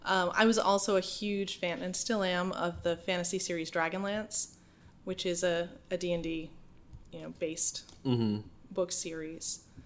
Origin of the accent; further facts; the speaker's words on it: Holden, Maine, United States; Yeah. I'm from a small town outside of Bangor mm-hmm. called Holden. And my family has been there for generations, you know, old Yankee family.